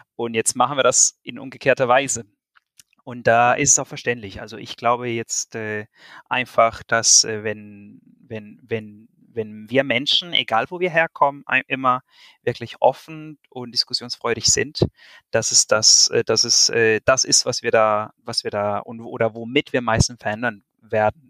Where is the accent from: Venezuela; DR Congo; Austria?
Venezuela; now in Germany; wir Venezolaner